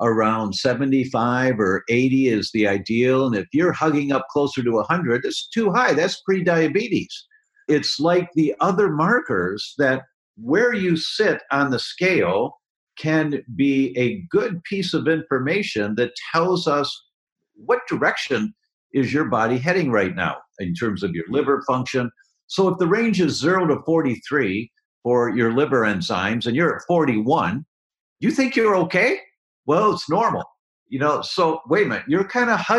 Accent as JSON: {"language": "English", "town": "Detroit", "region": "Michigan", "country": "United States", "also_born_or_lived": "Chicago", "moved": "yes", "said": "I'm from Detroit originally"}